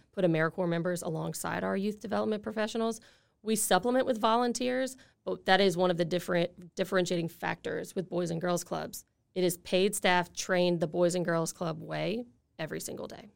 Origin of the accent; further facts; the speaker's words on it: Lafayette, Louisiana, United States; I grew up in Lafayette